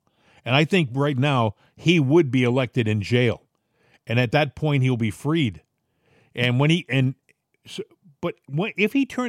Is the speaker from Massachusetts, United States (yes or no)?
yes; Massachusetts, United States; also born or lived in Rhode Island; I was from Massachusetts and then Rhode Island. You know, these are states that are solid Democrat.